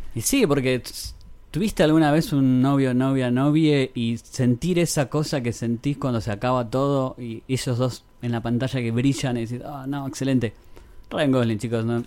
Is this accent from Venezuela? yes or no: no; Argentina; soy un argentino